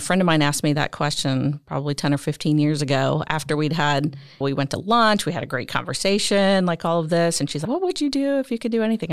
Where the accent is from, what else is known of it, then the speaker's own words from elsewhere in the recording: Illinois, United States; I grew up in Illinois, literally in the town that is half Cub fans, half